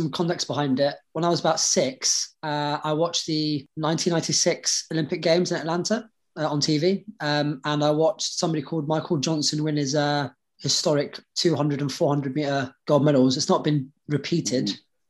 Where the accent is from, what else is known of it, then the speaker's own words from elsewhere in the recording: Lebanon; now in United Kingdom; I was born in Lebanon at a time of a lot of like civil unrest.